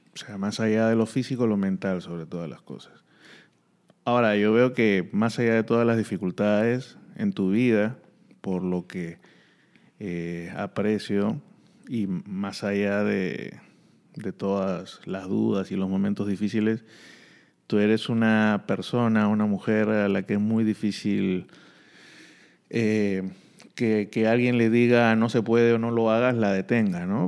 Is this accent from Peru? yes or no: yes; Peru; en mi país